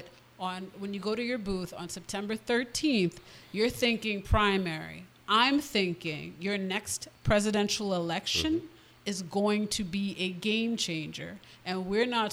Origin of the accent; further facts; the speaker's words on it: Providence, Rhode Island, United States; also born or lived in Brooklyn, New York; When my parents divorced, moved to Rhode Island. I went to Gilbert Stuart, graduated from Hope.